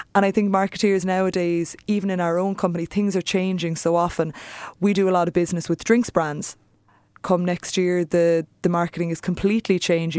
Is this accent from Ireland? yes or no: yes; Ireland; we're Irish, we're storytellers